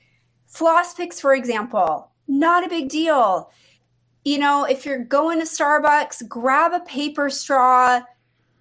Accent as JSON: {"language": "English", "region": "New England", "country": "United States", "tie": "born or raised there", "moved": "yes", "said": "I grew up in New England, so all my friends in Maine"}